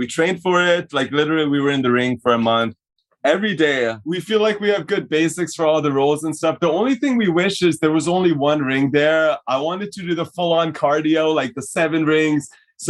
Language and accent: English; Canada; accent: mix of a weird Canadian voice, weird Hungarian